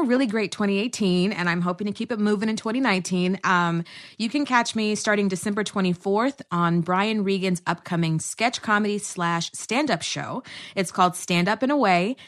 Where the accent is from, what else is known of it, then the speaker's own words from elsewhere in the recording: Texas, United States; also born or lived in New York; now in Los Angeles, United States; I'm originally from Texas, a transplant by way of New York to L